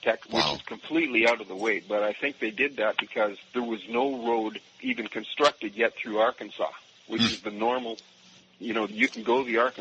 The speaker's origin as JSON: {"language": "English", "country": "Canada", "moved": "as an adult", "lives_now": "New Orleans, United States", "said": "I'm a Canadian, and I immigrated to New Orleans with my wife and family, my wife being from here, about 11 years ago"}